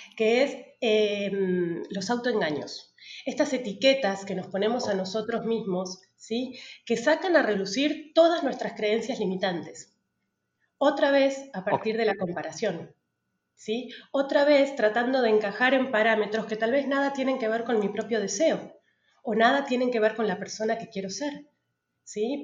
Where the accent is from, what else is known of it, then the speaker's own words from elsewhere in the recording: Patagonia, Argentina; moved away as an adult; also born or lived in Buenos Aires, Argentina; now in Tulum, Mexico; yo soy de la Patagonia, me volví a la Patagonia